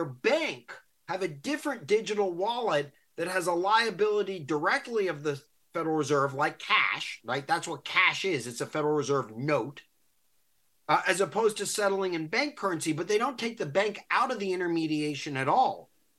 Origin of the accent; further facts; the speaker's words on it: Silver Spring, Maryland, United States; my hometown here in Silver Spring, Maryland.